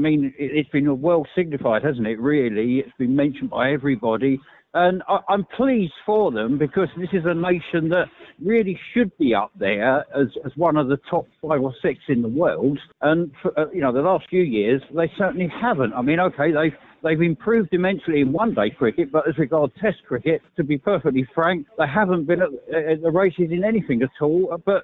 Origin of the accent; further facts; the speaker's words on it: England, United Kingdom; being an English man